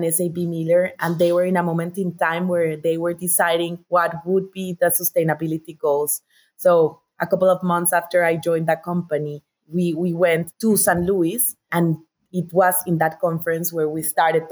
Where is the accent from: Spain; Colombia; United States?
Colombia; Bogotá; I'm Colombian, so I was born and raised in Bogotá.